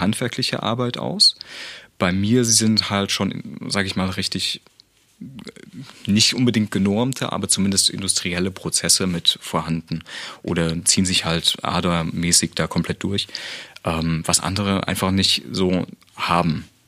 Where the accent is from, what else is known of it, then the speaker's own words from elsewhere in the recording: Dresden, Saxony, Germany; obwohl ich ja gebürtiger Dresdner bin